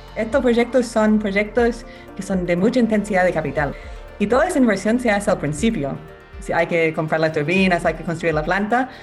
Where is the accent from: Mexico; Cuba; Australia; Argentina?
Australia; Spanish is a second language; moved away as an adult; now in Chile; yo soy abogada australiana, vine de Chile hace en 12 años